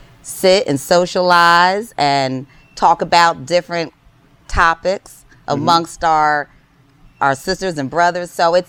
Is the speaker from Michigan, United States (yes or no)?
no; New Jersey, United States; So just a little backstory: we are from New Jersey